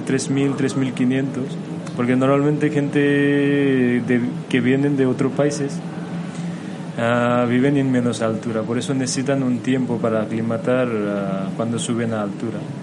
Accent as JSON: {"language": "Spanish", "country": "Nepal", "tie": "born or raised there", "also_born_or_lived": "Kathmandu, Nepal", "second_language": "Spanish", "said": "soy de Nepal. Y yo nací en montaña de Nepal y luego por el estudio y esas cosas que mis padres me llevaron a la capital, la ciudad se llama Kathmandu"}